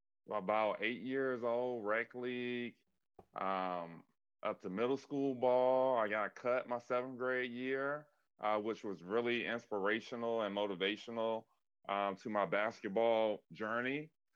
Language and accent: English; Sutherlin, Virginia, United States; now in Tampa, United States; I am from Virginia, very small rural town, Sutherland, Virginia. Closest towns are Halifax and Danville. So I grew up, you know, with really neighbors that are probably about, you know, a couple minutes away down the road from me.